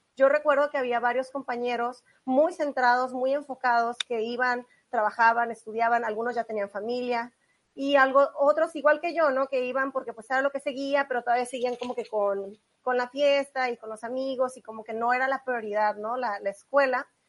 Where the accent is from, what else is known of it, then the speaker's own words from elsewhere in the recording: Tijuana, Baja California, Mexico; Yo soy originaria de Tijuana